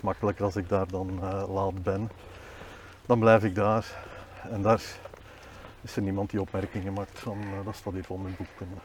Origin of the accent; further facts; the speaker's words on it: Boom, Flanders, Belgium; also born or lived in Bornem / Leuven; now in Willebroek, Belgium; ik ben geboren in Bornem, maar eigenlijk opgegroeid in Boom